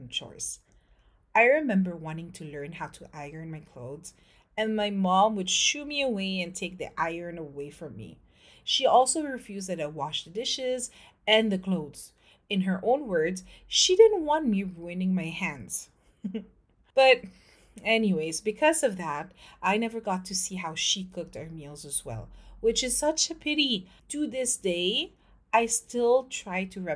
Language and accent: English; Philippines; moved away as an adult; now in France; I'm French-Filipino. I grew up in the Philippines, and in 2011, I moved to France with my husband and my daughter